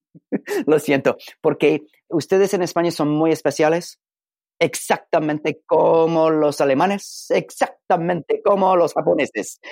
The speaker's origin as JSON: {"language": "Spanish", "region": "California", "country": "United States", "tie": "born or raised there", "accent": "Mexican-style Spanish", "second_language": "Spanish", "moved": "yes", "lives_now": "Alabama, United States", "said": "nací en un estadito que se llama California, que es completamente norte de México"}